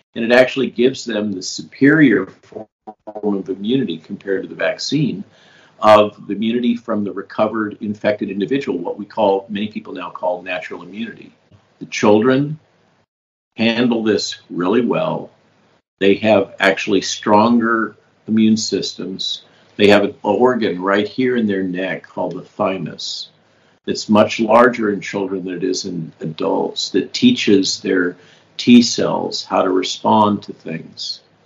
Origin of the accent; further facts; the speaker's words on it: California, United States; I grew up in California.